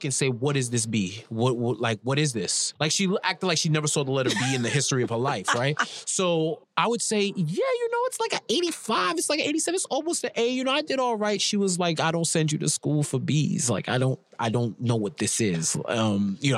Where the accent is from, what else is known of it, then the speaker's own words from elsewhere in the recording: New York City, New York, United States; So I grew up in New York, in Queens, New York